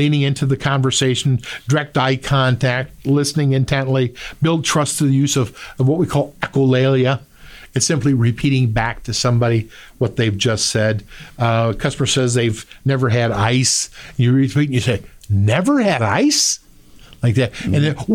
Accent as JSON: {"language": "English", "region": "Midwest", "country": "United States", "said": "we're here from the Midwest"}